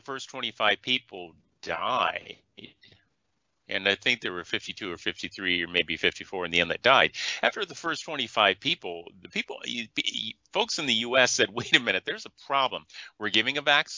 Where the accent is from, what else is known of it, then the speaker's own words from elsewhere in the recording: Iowa, United States; the size city I grew up in Iowa